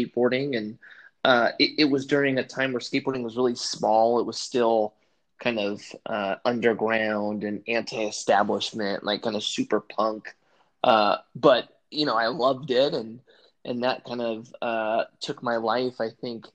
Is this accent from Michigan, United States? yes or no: no; Southern California, United States; I grew up in Southern California